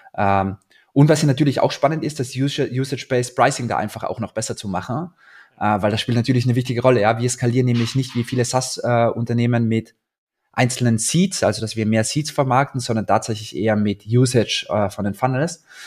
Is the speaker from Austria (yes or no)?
yes; Austria; now in Berlin, Germany; ich bin Österreicher